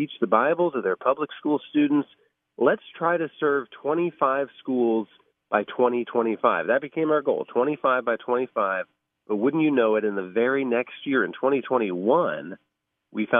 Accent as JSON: {"language": "English", "town": "Van Wert", "region": "Ohio", "country": "United States", "tie": "born or raised there", "said": "my hometown of Van Wert, Ohio."}